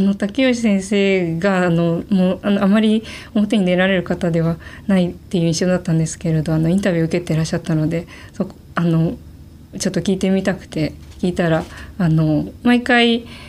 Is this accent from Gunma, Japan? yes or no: yes; Gunma, Japan; 群馬県で全然あの田舎の方の出身です